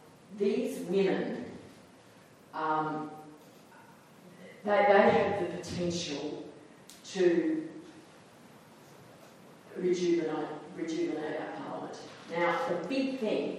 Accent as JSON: {"language": "English", "region": "Queensland", "country": "Australia", "said": "when I was a kid, I'm a Queenslander"}